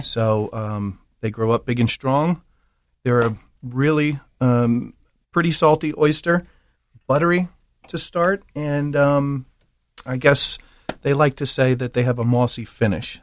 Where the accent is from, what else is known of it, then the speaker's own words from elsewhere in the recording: Baltimore, Maryland, United States; we grew up in East Baltimore